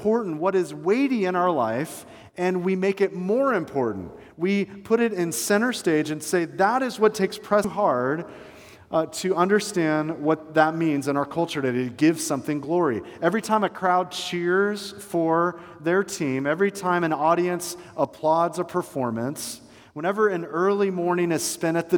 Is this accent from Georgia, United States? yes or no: yes; Atlanta, Georgia, United States; now in Bradenton area, United States; I was growing up in Atlanta